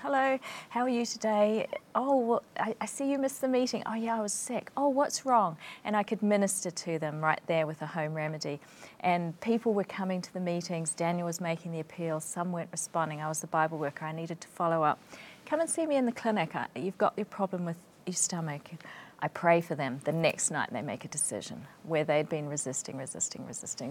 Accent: New Zealand; moved away as an adult; also born or lived in Sheffield, England; I came from New Zealand

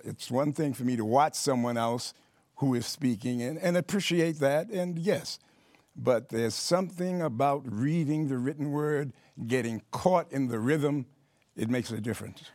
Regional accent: New York City, New York, United States; I grew up in Harlem in New York City

